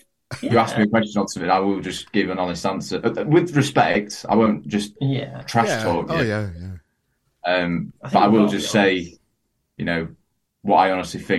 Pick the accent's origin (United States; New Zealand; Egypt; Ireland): Ireland; Dublin, Leinster; born there; Sheffield / Dublin. I was born in Dublin, but.